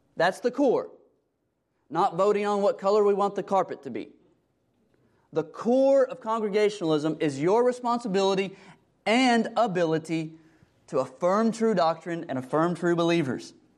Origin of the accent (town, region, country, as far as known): United States